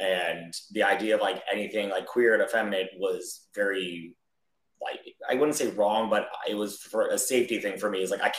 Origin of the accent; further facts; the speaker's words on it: Delaware, United States; But I'm like, I'm from Delaware. My area code on my phone is 302.